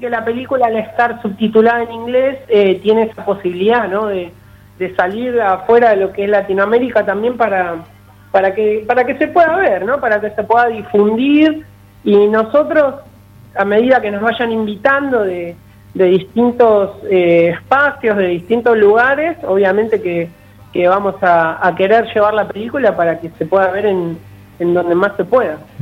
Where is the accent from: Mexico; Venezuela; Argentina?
Argentina; Avellaneda; en Avellaneda, ciudad donde yo nací, donde estudié, eh, donde hice mis primeros pasos